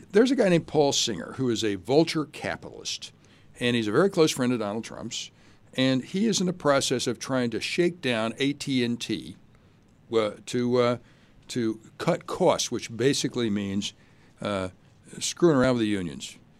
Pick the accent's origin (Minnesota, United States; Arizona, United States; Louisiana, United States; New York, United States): Louisiana, United States; Shreveport; moved away as an adult; also born or lived in Durham, North Carolina; now in Chicago, United States; I grew up in Shreveport, Louisiana